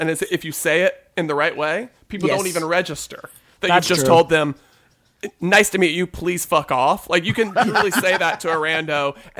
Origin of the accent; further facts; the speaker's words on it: the South, United States; I'm from the South.